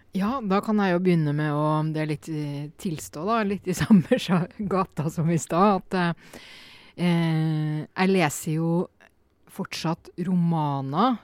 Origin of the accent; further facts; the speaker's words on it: Norway; also born or lived in Poland; hjemme i Norge